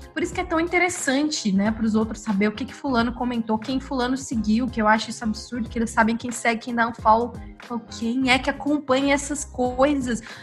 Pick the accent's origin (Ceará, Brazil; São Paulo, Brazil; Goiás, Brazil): Goiás, Brazil; Goiânia; eu sou de Goiânia e minha família, por parte de pai, é do interior